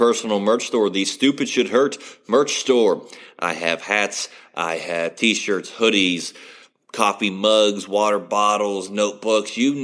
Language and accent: English; West Virginia, United States; We both grew up in West Virginia